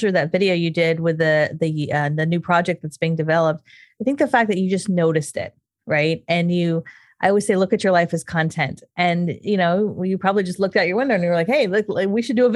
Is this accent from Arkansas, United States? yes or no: no; California, United States; being a Californian.